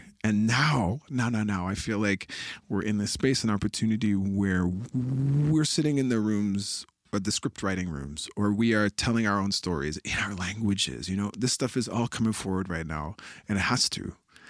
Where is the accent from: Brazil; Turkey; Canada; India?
Canada; now in Montreal, Canada; I come from the Wolastoqiyik, the people of the beautiful river. Now I reside in Jojage in Montreal